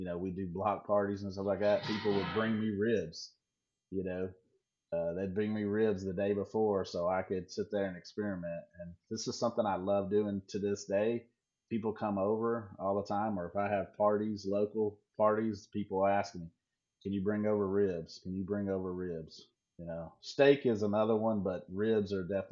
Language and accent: English; North Carolina, United States; moved away as an adult; also born or lived in Virginia / Pontotoc, Mississippi; now in West Coast, United States; me growing up in North Carolina and Virginia, and actually Mississippi. Actually, I lived in Mississippi when I was a kid, 8, 9, 10 years